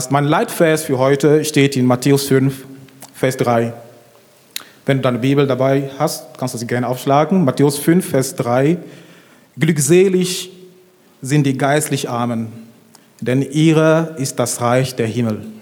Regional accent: Cameroon; ich bin richtig gut aufgewachsen. Ich komme ursprünglich aus Kamerun

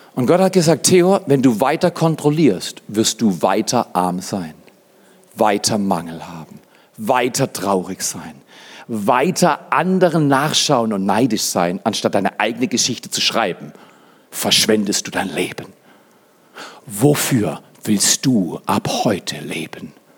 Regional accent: Freiburg, Baden-Württemberg, Germany; moved away as an adult; also born or lived in Dallas / Fort McMurray, Canada / Black Forest; now in Hotzenwald, Germany; ich komme aus Freiburg

